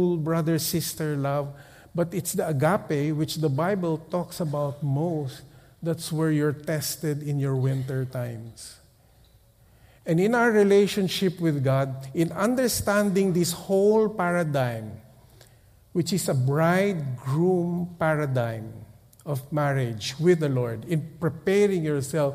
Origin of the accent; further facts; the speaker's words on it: Philippines; We come from the Philippines